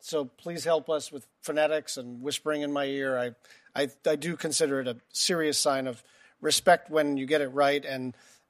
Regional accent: Hawaii, United States; I come from Hawaii and also because

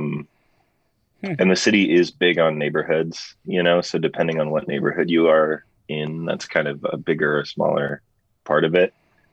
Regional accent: Los Angeles, California, United States; I grew up in Los Angeles

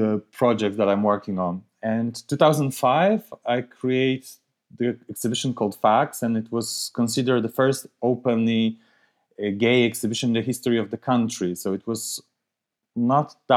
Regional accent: Białystok, Podlaskie Voivodeship, Poland; moved away; I was born in Białystok. It's northeast part of Poland. It's not a huge city, but it's not that small. But still, I remember quite clear when I was growing up there

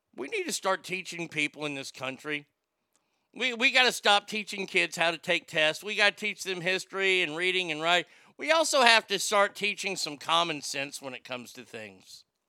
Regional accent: Texas, United States; I grew up here in Texas

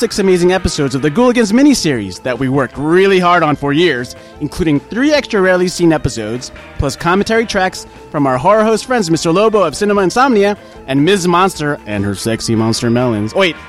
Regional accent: Philippines; I'm Filipino, so relax, okay? I could do a Filipino accent.

